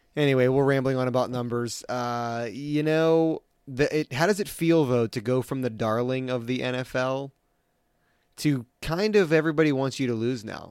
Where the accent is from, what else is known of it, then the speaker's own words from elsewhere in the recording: Maryland, United States; moved away; growing up in Maryland